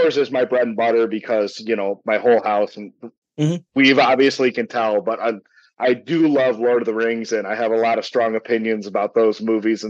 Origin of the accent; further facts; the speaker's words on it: United States; I'm too American